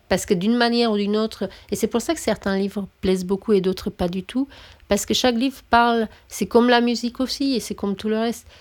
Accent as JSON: {"language": "French", "country": "Romania", "moved": "yes", "said": "je suis roumaine"}